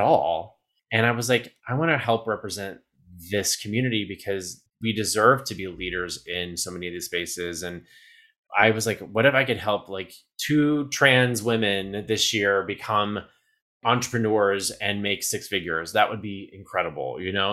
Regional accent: Southeast Texas, United States; moved away; also born or lived in New York; I'm originally from Southeast Texas. I grew up down there

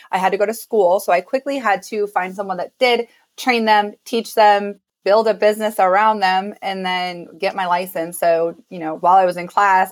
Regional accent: Illinois, United States; now in Las Vegas, United States; my hometown in Illinois

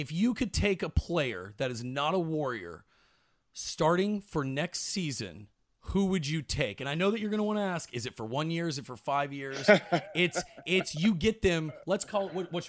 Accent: Dallas, Texas, United States; I'm from Dallas.

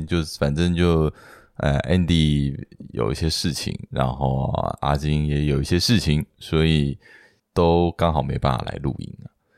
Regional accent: Hsinchu, Taiwan; moved away; 我是在新竹长大的

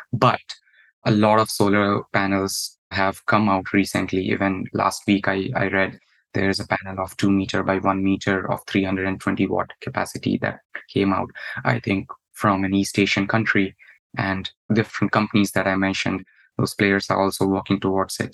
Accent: India; moved away as an adult; now in United States; my home country back in India

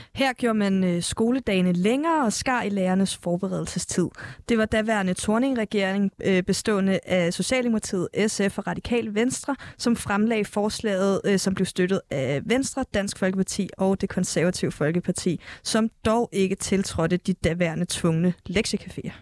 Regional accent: Fejø, Zealand, Denmark; also born or lived in Lolland; jeg er vokset op på Fejø. Jeg er gået i sko- folkeskole på Lolland

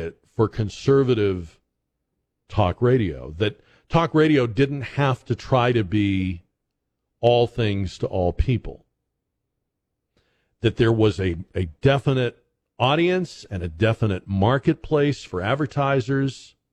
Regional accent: Boston, Massachusetts, United States; moved away; I grew up in Boston

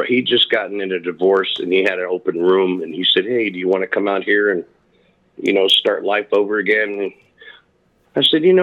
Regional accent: Long Beach, California, United States; also born or lived in Lakewood, California / San Jose, California / Nevada; I grew up in Long Beach, California, then east side of Lakewood, California, which is right by Long Beach as well

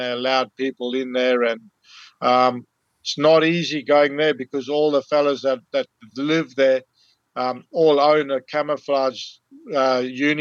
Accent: Zululand, KwaZulu-Natal, South Africa; moved away as an adult; now in Port Hedland, Australia; I grew up in Zululand, which is a small – it's almost like a state, or it's like the province of Natal had this extra little piece in it. It was called Zululand. I grew up there

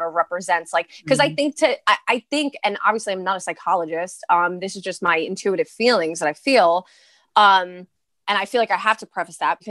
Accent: New York City, New York, United States; I'm from Brooklyn, Staten Island

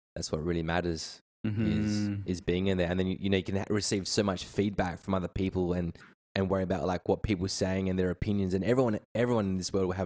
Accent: Perth, Western Australia, Australia; also born or lived in Kalgoorlie; I grew up in Perth, West Australia

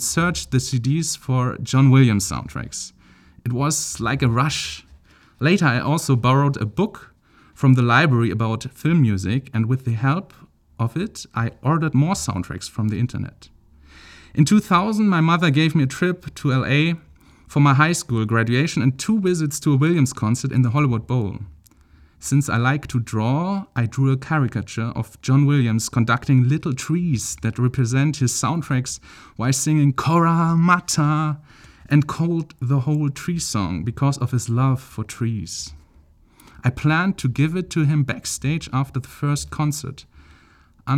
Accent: Celle, Lower Saxony, Germany; I'm originally from Celle near Hannover in northern Germany

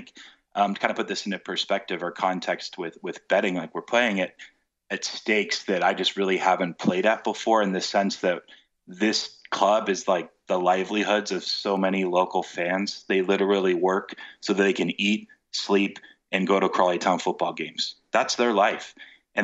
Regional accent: United States; moved away as an adult; now in United Kingdom; I am American

